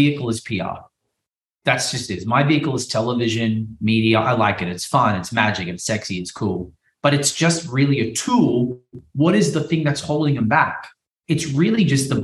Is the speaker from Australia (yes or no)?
yes; Australia; now in Miami, United States; I'm an Australian guy that did magic. You know, I live in Miami.